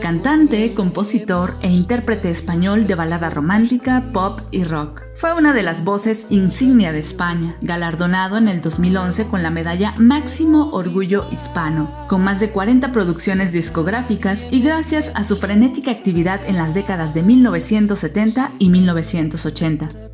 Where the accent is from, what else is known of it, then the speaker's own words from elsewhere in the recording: Mexico; la mayoría de los mexicanos